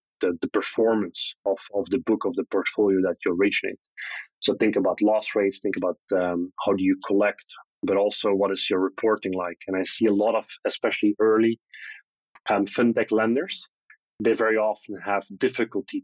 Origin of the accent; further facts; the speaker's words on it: Belgium; growing up in Belgium